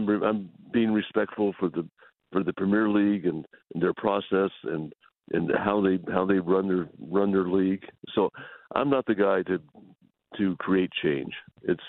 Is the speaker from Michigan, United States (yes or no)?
no; West Texas, United States; I grew up primarily in West Texas, so we're pretty common people